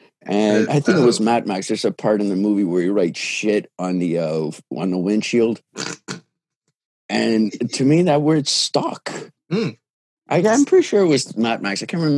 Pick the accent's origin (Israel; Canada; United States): Canada; English is a second language; it was a cool experience growing up in Canada as an immigrant.